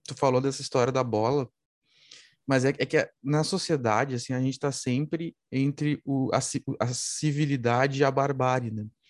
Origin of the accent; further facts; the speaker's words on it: Rio Grande do Sul, Brazil; como gaúcho